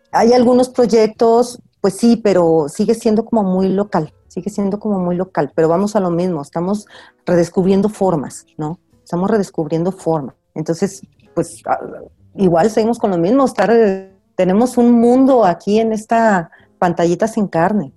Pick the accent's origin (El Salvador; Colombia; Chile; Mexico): Mexico; Aguascalientes; yo soy de Aguascalientes y siempre estoy muy atenta a, a lo que se hace en Aguascalientes